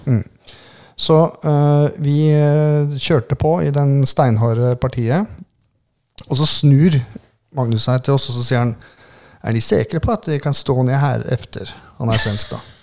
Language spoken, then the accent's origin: Norwegian; Southern Norway, Norway; vi er jo søringer